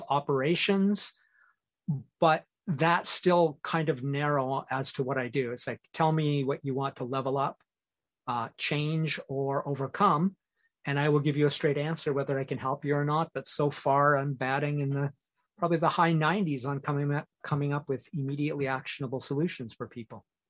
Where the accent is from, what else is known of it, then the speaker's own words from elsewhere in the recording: Canada; moved away as an adult; now in Asia; I'm Canadian